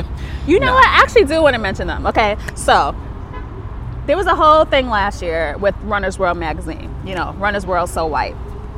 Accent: New York, United States; Like, I never say the Bronx. I say I'm from New York.

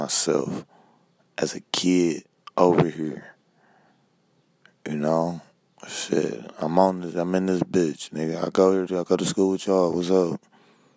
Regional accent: Cleveland, Ohio, United States; I'm from Cleveland

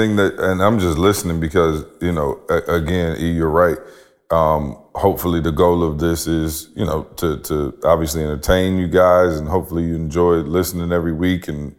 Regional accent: Midwest, United States; And so where I'm from, I'm going to just be real. Like, I'm from the Midwest.

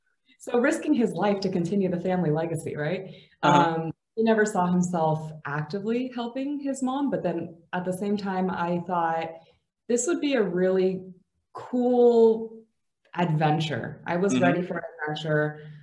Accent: San Francisco Bay Area, California, United States; moved away as an adult; also born or lived in Atlanta, Georgia / Los Angeles, California; now in Bulgaria; I was born in Atlanta, Georgia. I moved to California, specifically the Bay Area, at a very young age.

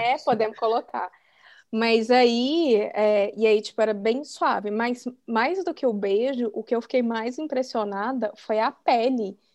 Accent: Brazil; sou do Brasil, né? Porque né, a gente brasileira

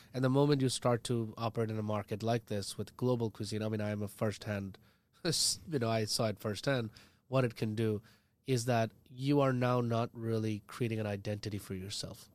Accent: India; now as an Indian

